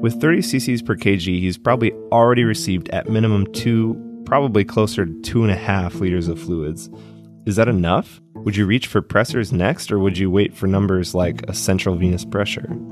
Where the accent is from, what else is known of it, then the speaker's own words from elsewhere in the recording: Detroit, Michigan, United States; my hometown, the Motor City